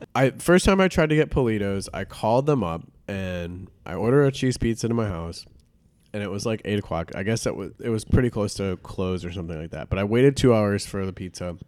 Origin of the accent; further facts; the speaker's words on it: Detroit area, Michigan, United States; I grew up in Detroit area. It wasn't, like, in the city proper